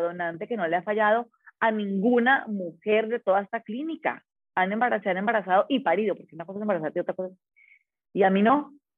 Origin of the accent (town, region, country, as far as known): Colombia; also born or lived in Medellín; now in Baja California, Mexico